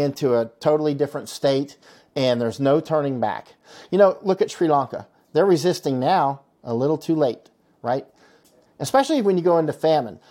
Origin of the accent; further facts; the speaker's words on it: Florida, United States; I'm from Florida